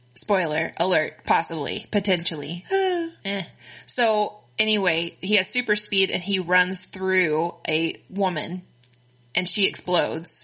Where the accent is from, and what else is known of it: Texas, United States; accent: Texan; also born or lived in Connecticut